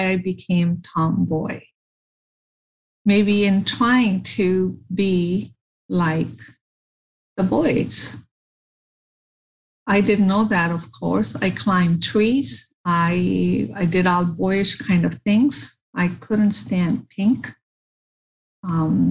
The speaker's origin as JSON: {"language": "English", "country": "India", "tie": "born or raised there", "said": "growing up in India"}